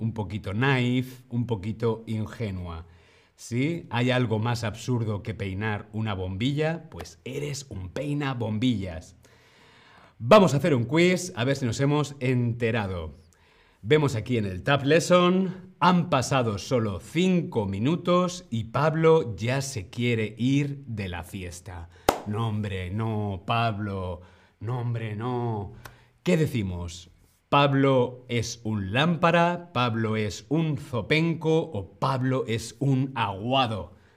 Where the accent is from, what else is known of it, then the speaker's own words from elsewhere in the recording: Community of Madrid, Spain; En la región de Madrid, donde yo vengo, donde yo nací